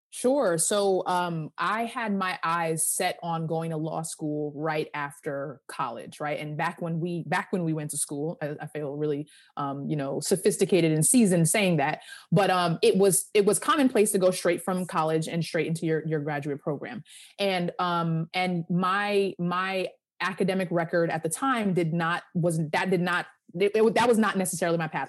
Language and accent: English; Hempstead, New York, United States; I am from Hempstead, Long Island